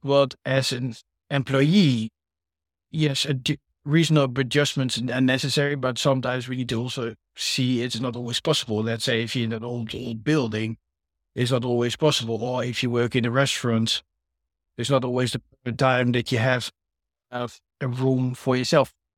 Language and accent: English; Netherlands; now in United Kingdom; I'm from the Netherlands